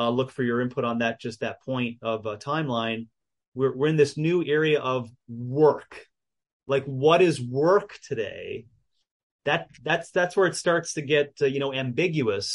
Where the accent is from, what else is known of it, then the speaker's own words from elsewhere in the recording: United States; being an American existentialist or exceptionalist like I am